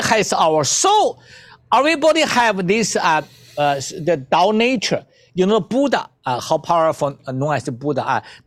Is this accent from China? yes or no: yes; China; I come from China.